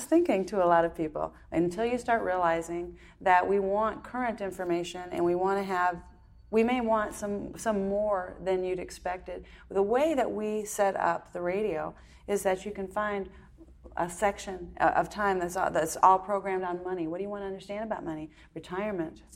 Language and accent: English; Wisconsin, United States; moved away; also born or lived in Texas; we grew up in Wisconsin